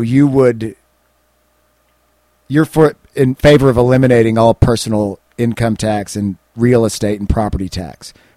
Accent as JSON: {"language": "English", "country": "United States", "said": "I'm an American journalist"}